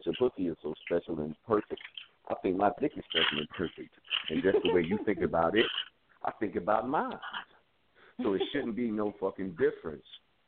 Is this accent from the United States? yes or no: yes; New York City, New York, United States; I'm born and raised in the South Bronx